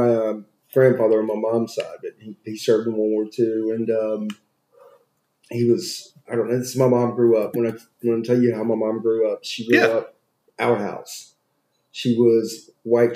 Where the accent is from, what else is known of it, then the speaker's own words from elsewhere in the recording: Memphis, Tennessee, United States; I was raised in Memphis, suburban Memphis.